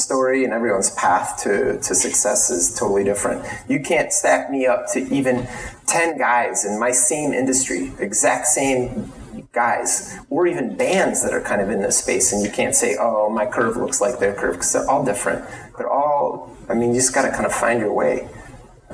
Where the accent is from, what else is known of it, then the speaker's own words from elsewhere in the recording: United States; I'm American